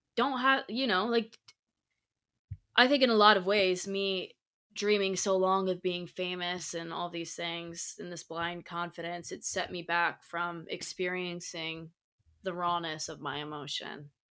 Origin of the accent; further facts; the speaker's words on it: Indiana, United States; moved away as an adult; also born or lived in La Jolla; now in Los Angeles, United States; where I grew up in Indiana